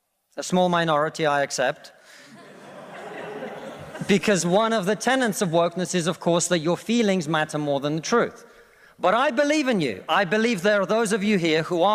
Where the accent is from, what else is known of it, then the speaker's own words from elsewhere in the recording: Russia; now in United Kingdom; I come from Russia, which is not a poor country